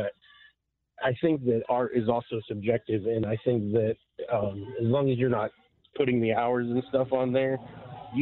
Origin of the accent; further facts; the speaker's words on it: Salina, Kansas, United States; now in Overland Park, United States; I'm from Salina. My whole family is from Salina